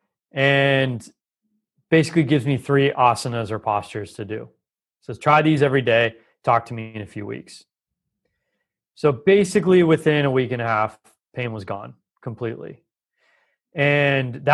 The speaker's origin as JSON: {"language": "English", "town": "Los Angeles", "region": "California", "country": "United States", "tie": "born or raised there", "said": "I grew up in Los Angeles"}